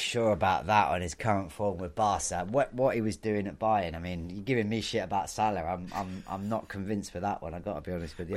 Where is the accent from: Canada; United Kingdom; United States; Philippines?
United Kingdom; Bournemouth, so just down the road from my hometown